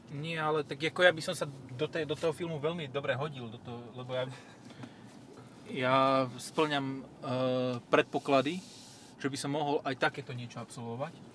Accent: eastern Slovakia, Slovakia; u nás na východe

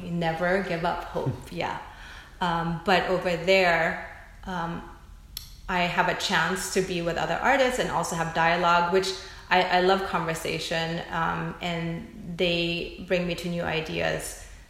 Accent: United States; I think I can speak to how it is as a Filipino American woman

